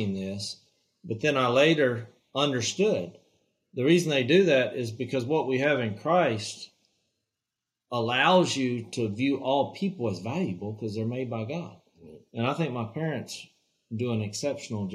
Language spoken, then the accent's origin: English; Louisiana, United States; here's a family from Louisiana